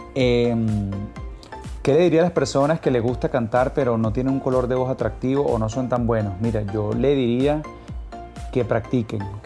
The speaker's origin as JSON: {"language": "Spanish", "town": "Caracas", "region": "Capital District", "country": "Venezuela", "tie": "born or raised there", "said": "Soy de Caracas, Venezuela, nací en Caracas y me encuentro en estos momentos en Caracas, Venezuela."}